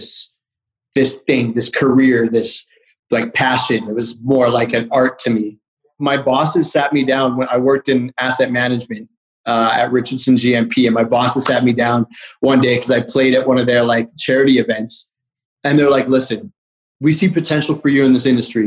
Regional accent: Calgary, Alberta, Canada; now in Toronto, Canada; I live in Toronto, but I'm from Calgary.

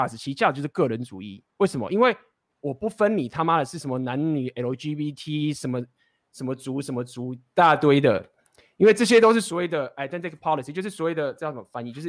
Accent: Taiwan; 就是因为我他妈我是台湾人的男生，所以我有一个所谓的台湾男男生的义务

